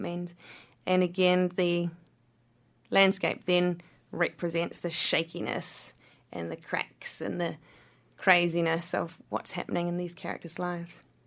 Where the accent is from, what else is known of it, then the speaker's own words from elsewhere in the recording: Wanaka, Otago, New Zealand; Wanaka is my hometown